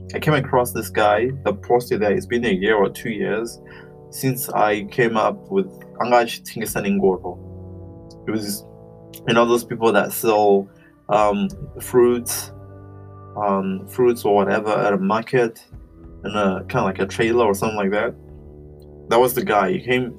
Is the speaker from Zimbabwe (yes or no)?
yes; Zimbabwe; I was brought up in Zimbabwe